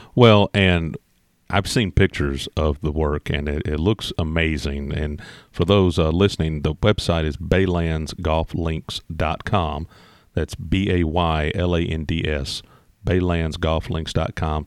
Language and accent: English; Indiana, United States; I grew up in Indiana